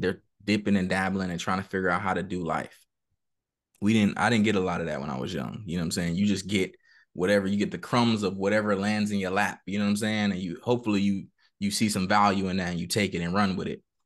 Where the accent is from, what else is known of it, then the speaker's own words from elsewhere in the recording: San Bernardino, California, United States; I grew up in Cali, uh, Southern California, San Bernardino